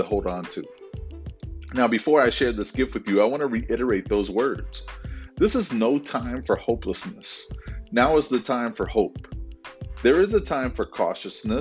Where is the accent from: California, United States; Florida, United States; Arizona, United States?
Florida, United States; I grew up in Florida during hurricanes.